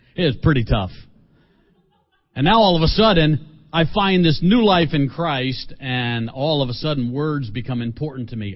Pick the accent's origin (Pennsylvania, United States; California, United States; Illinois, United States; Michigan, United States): Pennsylvania, United States; Philadelphia; I'm from Philadelphia